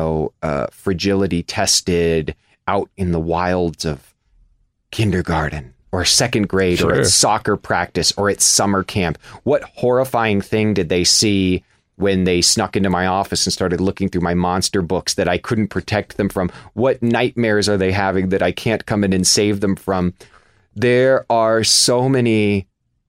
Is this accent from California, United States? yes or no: no; Kansas, United States; the world that I knew growing up as a kid. I'm from Kansas